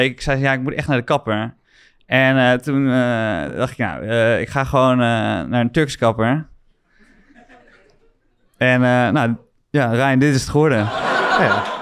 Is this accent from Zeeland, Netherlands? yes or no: yes; Middelburg, Zeeland, Netherlands